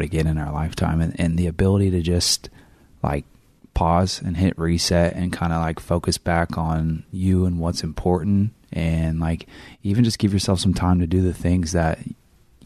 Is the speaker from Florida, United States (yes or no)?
no; Northern California, United States; moved away; I came from Northern California